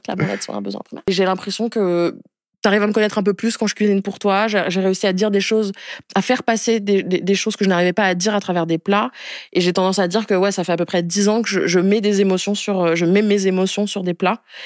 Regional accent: Niamey, Niger; je suis née au Niger il y a 26 ans, en décembre 1996, dans la capitale qui s'appelle Niamey

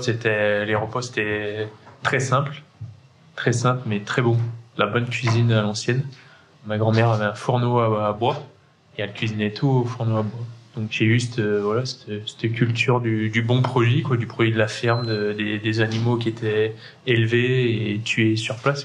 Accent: Saint-Étienne, Auvergne-Rhône-Alpes, France; moved away as an adult; now in Le Puy-en-Velay, France; moi, je suis un pur Stéphanois, de parents stéphanois, de grands-parents stéphanois j'ai une enfance très paysanne

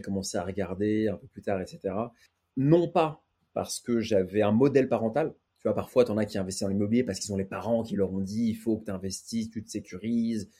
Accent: Paris, Île-de-France, France; je suis né à Paris, le contexte, c'est grandi avec ma mère

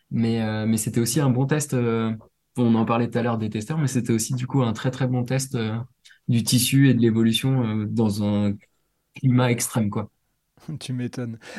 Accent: Réunion; il y en a chez moi à La Réunion

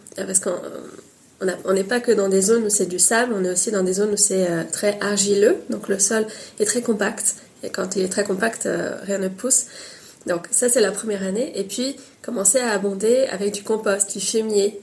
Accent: Paris, Île-de-France, France; also born or lived in Tunisia / Brittany; j'ai une mère bretonne et un père tunisien, et je suis née à Paris

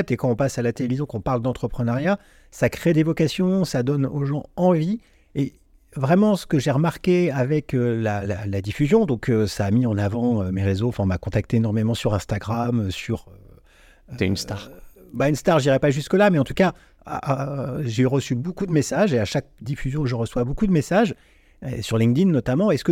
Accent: Vierzon, Centre-Val de Loire, France; also born or lived in Neuilly-sur-Seine; Mais j'ai grandi ah, à Vierzon.

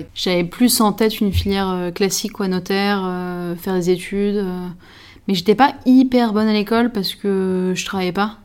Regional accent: Paris, Île-de-France, France; je suis parisienne

